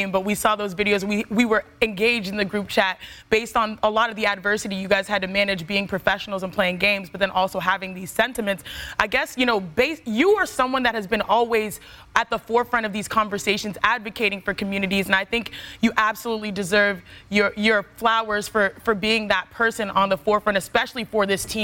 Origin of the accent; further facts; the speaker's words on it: Houston, Texas, United States; We are all born and raised in Houston, Texas.